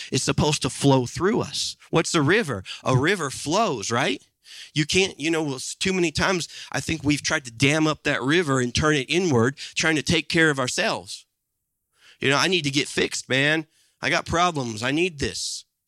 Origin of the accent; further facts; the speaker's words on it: Midwest, United States; there was a time in my life growing up in the Midwest in the eighties and nineties